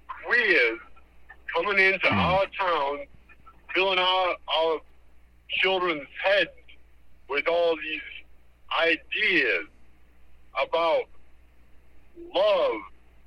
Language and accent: English; New Jersey, United States; when I used to live in, I grew up in New Jersey.